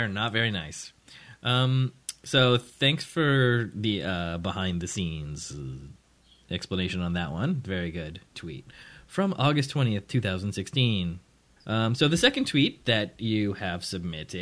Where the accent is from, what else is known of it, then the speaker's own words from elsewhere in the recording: Toronto, Ontario, Canada; I'm from Toronto, 'cause that's like the big city around here